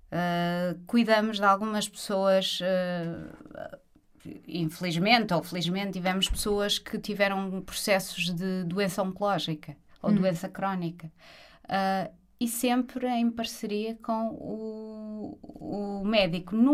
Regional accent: Portugal; porque eu sou da aldeia. sou da Mares. Uhum. Um conselho pertíssimo do Jerez.

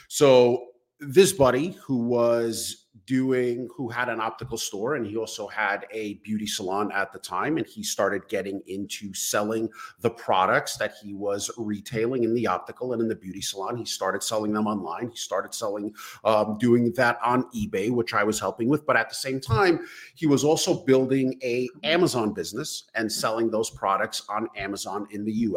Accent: New York City, New York, United States; born and raised in Brooklyn, New York

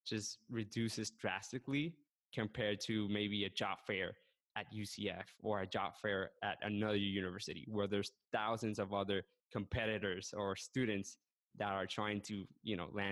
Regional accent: Puerto Rico; moved away as an adult; now in Orlando, United States; So I'm from Puerto Rico. I lived 21 years on the island

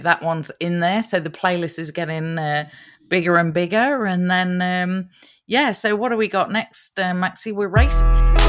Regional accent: Nottingham, East Midlands, United Kingdom; accent: Nottingham; I've got to go back and, you know, refresh my accent again, because I'm sounding so Aussie. I got to go back and, you know, get it. Nottingham.

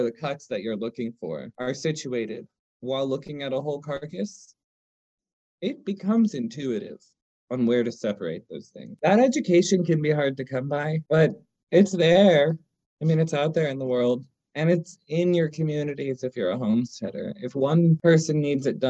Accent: New York City, New York, United States; now in Asheville, United States; I grew up in Manhattan

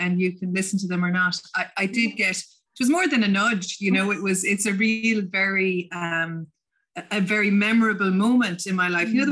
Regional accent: County Limerick, Munster, Ireland; first language English; moved away as an adult; also born or lived in San Francisco, United States / England; now in County Clare, Ireland; I grew I grew up in County Limerick

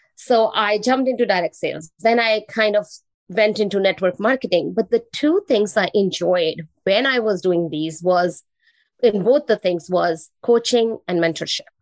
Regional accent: New Delhi, Delhi, India; English is a second language; now in Canada; I am originally from India. I was born in New Delhi, the capital of India. And I moved to Canada 21 years back.

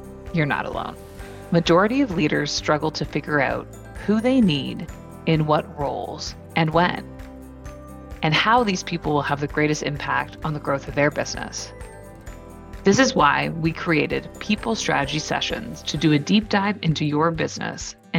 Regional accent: Waterloo, Ontario, Canada; I grew up in Waterloo, Ontario, Canada, home of the Blackberry

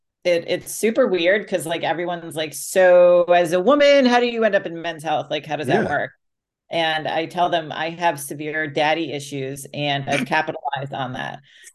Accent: Greenwich, Connecticut, United States; And the town I grew up in Connecticut, Greenwich, very wealthy. A lot of well-off people. It was the first town outside New York City.

